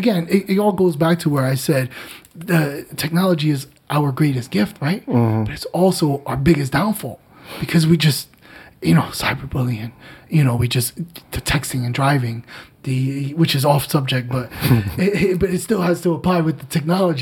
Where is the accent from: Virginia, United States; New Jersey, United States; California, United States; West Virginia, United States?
New Jersey, United States; Newark; born and raised in Newark. It was not the easiest playground in the world